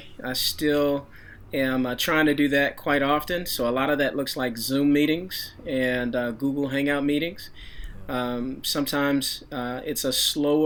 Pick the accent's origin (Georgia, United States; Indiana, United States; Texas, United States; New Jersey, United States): Texas, United States; Dallas; moved away as an adult; also born or lived in Chicago; I was sent out about a year ago to my hometown of Dallas, Texas, to plant a church here in the Dallas